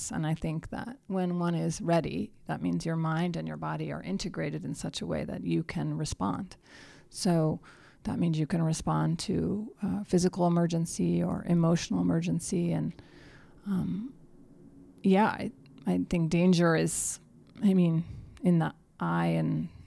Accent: New Mexico, United States; I've witnessed many flash floods in my home state of New Mexico.

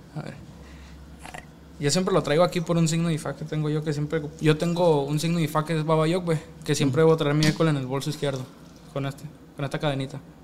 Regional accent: Mexico; also born or lived in Mesa, Arizona, United States; now in Mexicali, Mexico; yo soy Culiacán, Mexicali

